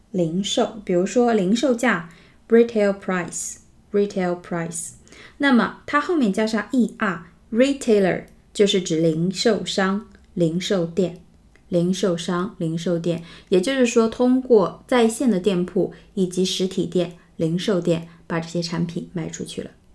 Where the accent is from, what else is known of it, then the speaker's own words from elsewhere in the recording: China; 因为我们中国人对奶制品的新闻会比较敏感